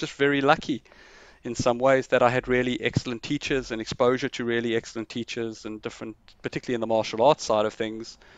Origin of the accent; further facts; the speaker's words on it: South Africa; I grew up in South Africa